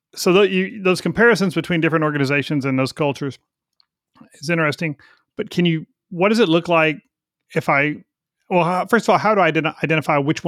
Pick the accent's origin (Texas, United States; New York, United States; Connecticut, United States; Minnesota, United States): Texas, United States; We would say, in Texas, we would say pissy